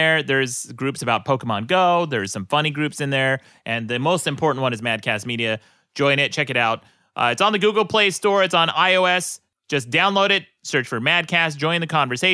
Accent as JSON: {"language": "English", "region": "Utah", "country": "United States", "tie": "born or raised there", "moved": "yes", "said": "In Utah, growing up in the 80s"}